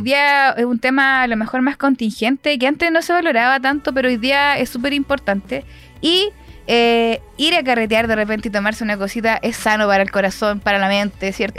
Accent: San Pedro de la Paz, Biobío, Chile; Yo soy de San Pedro

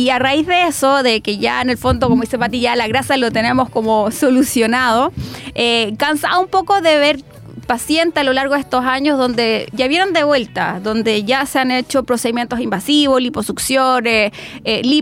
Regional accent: Chile; Y un poco cruzar como somos acá los latinos, como eh, cómo somos en Chile

